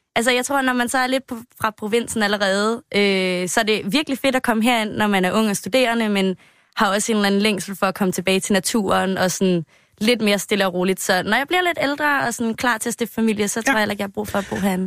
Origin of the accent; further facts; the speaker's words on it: Roskilde, Zealand, Denmark; moved away; Jeg kommer fra Roskilde